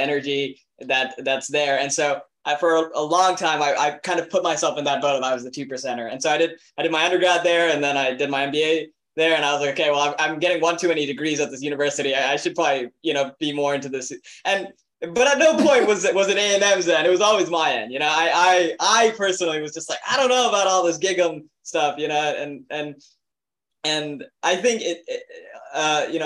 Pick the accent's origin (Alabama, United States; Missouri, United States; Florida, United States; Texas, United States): Texas, United States; South; I grew up in South Texas